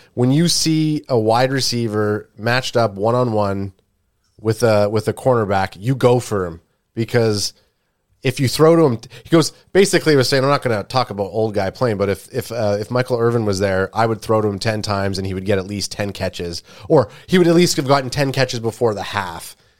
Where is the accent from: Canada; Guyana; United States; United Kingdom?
Canada; we're a Canadian group